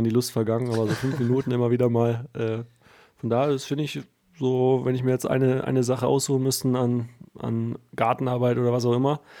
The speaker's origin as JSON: {"language": "German", "region": "Berlin", "country": "Germany", "tie": "born or raised there", "moved": "yes", "lives_now": "Baden-Württemberg, Germany", "said": "Ne, ich komme ursprünglich aus Berlin."}